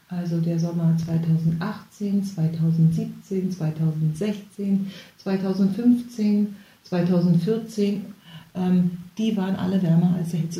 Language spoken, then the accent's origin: German; East Germany, Germany; ich bin ja in der DDR groß geworden und ähm, bei uns gab es ja, wenn es mal was gab, gab es zu Weihnachten Orangen